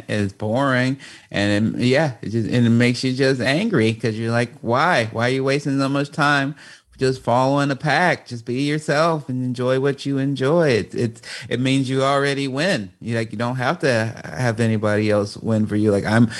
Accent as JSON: {"language": "English", "town": "Chicago", "region": "Illinois", "country": "United States", "tie": "born or raised there", "said": "the way my voice sounds as a young, you know, black man growing up in Chicago"}